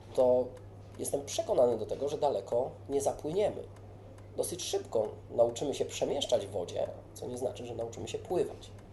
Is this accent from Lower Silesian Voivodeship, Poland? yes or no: no; Warsaw, Masovian Voivodeship, Poland; Ja jestem takim warszawiakiem i bardzo związany z Warszawą.